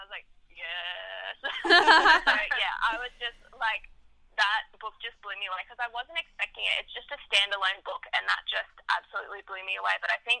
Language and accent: English; Papua New Guinea; also born or lived in Fiji / Solomon Islands; Sarah and I grew up in the Pacific. We didn't grow up in Australia. So we grew up in Papua New Guinea, Fiji, and the Solomon Islands. And there's not a lot of TV over there.